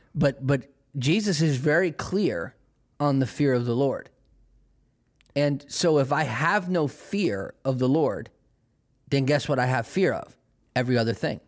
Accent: United States; I am American

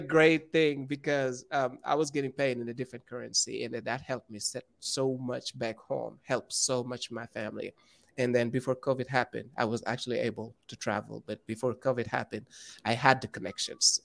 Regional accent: Saint-Louis, Senegal; English is a second language; moved away as an adult; now in United States; I'm from Senegal, which is in West Africa, uh, in a small town called Saint Louis

